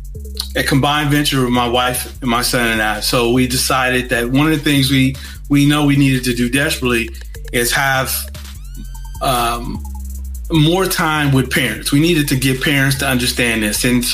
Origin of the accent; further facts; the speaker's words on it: Gary, Indiana, United States; moved away; I'm from Gary.